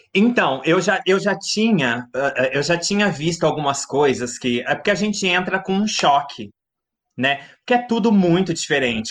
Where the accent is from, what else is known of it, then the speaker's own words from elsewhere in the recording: Mogi Guaçu, São Paulo, Brazil; also born or lived in Rio Claro; sou natural de Mogi Guaçu, uma cidade do interior pertinho de Rio Claro